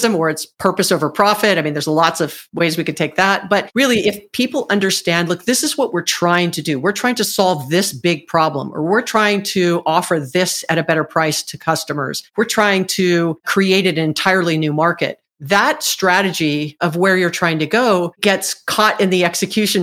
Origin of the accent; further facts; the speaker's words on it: Hawaii, United States; moved away as an adult; also born or lived in Southern California; I'm from Hawaii. I was born and raised in Hawaii, actually